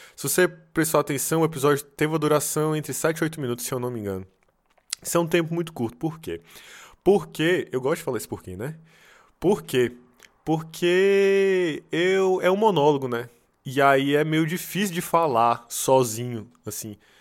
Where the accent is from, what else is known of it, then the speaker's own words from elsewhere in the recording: Brazil; now in Serbia; por ser brasileiro